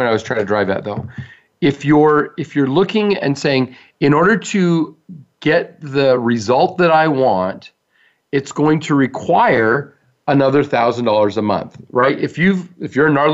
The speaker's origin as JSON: {"language": "English", "country": "United States", "said": "we're American"}